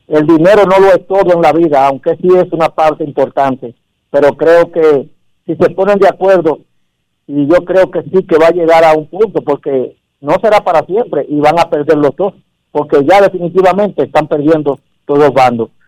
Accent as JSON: {"language": "Spanish", "country": "Dominican Republic", "said": "nosotros como humanos y como dominicanos"}